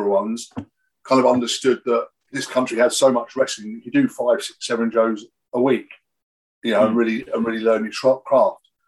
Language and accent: English; Camberley, South East England, United Kingdom; I lived in Camberley.